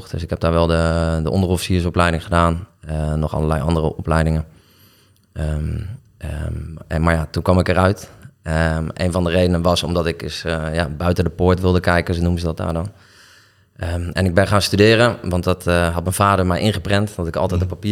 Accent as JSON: {"language": "Dutch", "town": "Nieuwegein", "region": "Utrecht", "country": "Netherlands", "tie": "born there", "also_born_or_lived": "Delft", "said": "ik ben geboren in Nieuwegein. En volgens mij ben ik ehm, nog voor mijn tweede levensjaar verhuisd."}